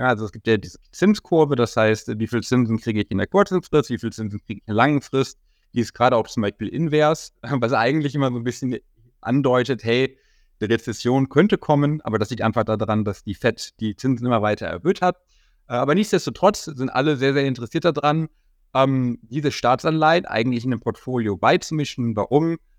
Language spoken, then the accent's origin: German; near Bonn, North Rhine-Westphalia, Germany; in Bonn, äh, das ist in der Nähe von meiner Heimatstadt